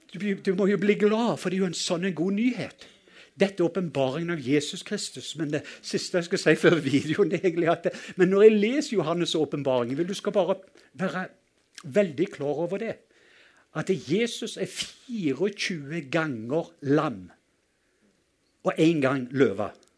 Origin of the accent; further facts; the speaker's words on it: Western Norway, Norway; det har utfordra meg litt å være nordmann fordi jeg kommer fra Vestlandet